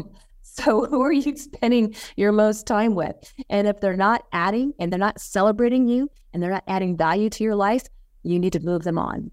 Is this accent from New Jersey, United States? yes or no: no; Las Vegas, Nevada, United States; I born and raised in Las Vegas.